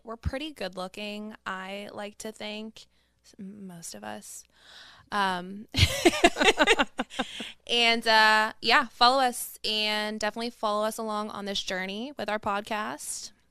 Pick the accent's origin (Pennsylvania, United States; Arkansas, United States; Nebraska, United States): Pennsylvania, United States; Pittsburgh; I grew up in Morningside